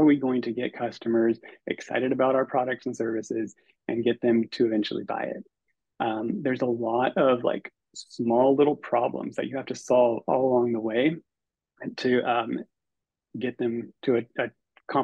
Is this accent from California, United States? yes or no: yes; Northern California, United States; I'm originally from Northern California